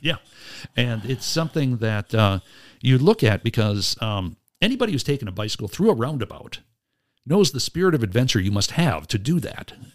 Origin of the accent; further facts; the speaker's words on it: Wisconsin Rapids, Wisconsin, United States; now in Oshkosh, United States; where I was raised in Wisconsin Rapids